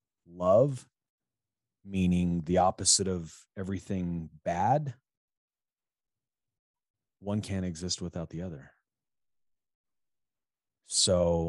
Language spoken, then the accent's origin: English; middle part of the United States, Midwest, United States; we're both American, we're both basically from the same middle part of the country